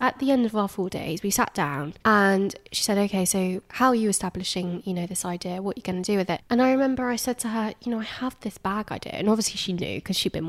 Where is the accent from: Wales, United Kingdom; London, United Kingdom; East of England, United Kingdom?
East of England, United Kingdom; Hertfordshire; I'm from Hertfordshire.